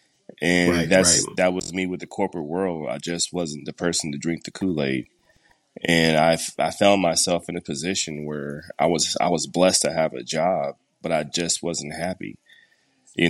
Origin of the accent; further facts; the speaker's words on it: Denver, Colorado, United States; also born or lived in Texas; I grew up in Denver, middle school, high school, and some elementary school as well